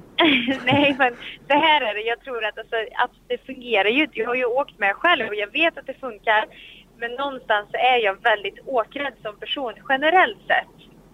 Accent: Sweden; här hemma i Sverige

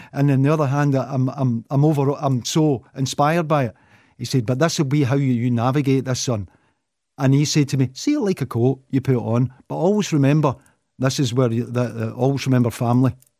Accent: Clydebank, Scotland, United Kingdom; moved away; I still could go back to my ho, my hometown of Clyde Bank

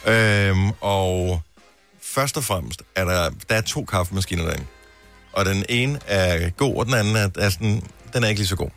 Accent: Funen, Southern Denmark, Denmark; moved away; jeg er opvokset på Fyn

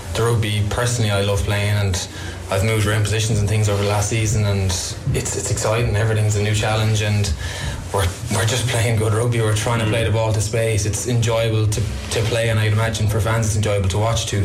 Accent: Cork, Munster, Ireland; I'm from Cork

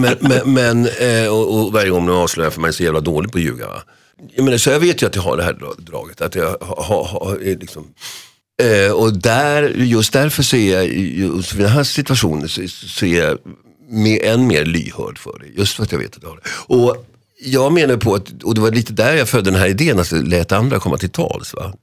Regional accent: Solna, Stockholm County, Sweden; när jag är fyra år i det här fallet då, va? Fyra och ett halvt år på sagans dag hemma i Huvudsta.

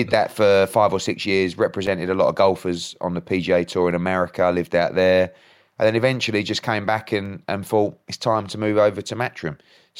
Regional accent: East of England, United Kingdom; So I was born in Essex. I've been an Essex boy all my life.

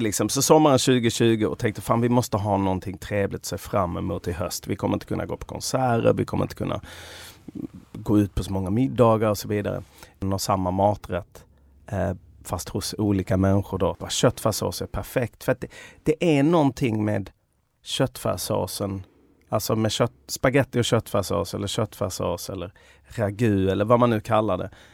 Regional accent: Sweden; jag där som svensk

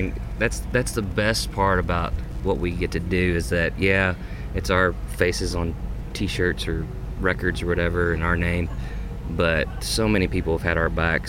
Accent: Kentucky, United States; growing up in Kentucky, my world was small

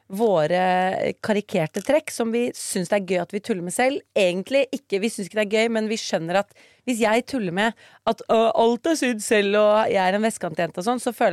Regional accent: Bergen, Vestland, Norway; er fra Bergen, vi er veldig ydmyke.

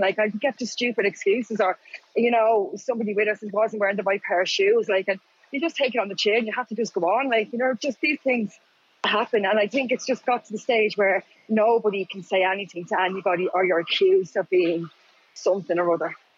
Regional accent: County Wicklow, Ireland; I grew up in Wicklow

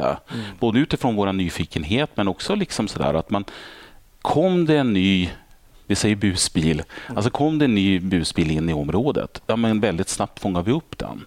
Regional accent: Örnsköldsvik, Västernorrland County, Sweden; moved away; där är jag född och uppvuxen

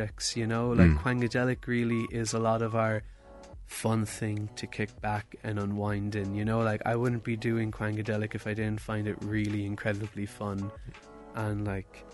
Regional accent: Ireland; we are two Irish producers

